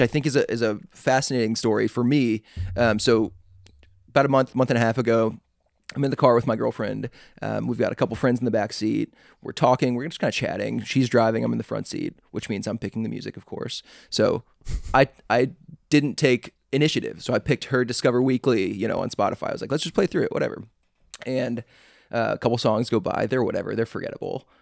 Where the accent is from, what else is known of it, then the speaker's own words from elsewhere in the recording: Atlanta, Georgia, United States; also born or lived in Chicago; I'm from Atlanta, I was born in Chicago